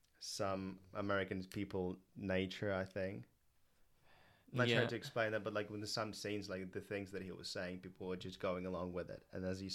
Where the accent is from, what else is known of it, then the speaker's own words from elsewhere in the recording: England, United Kingdom; Like, we're both from England. Like, we live in London